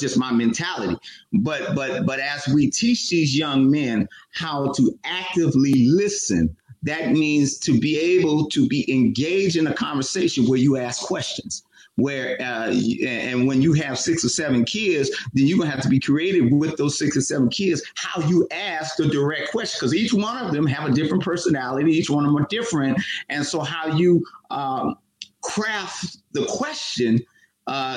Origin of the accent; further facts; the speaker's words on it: Oakland, California, United States; Matt and I grew up in Oakland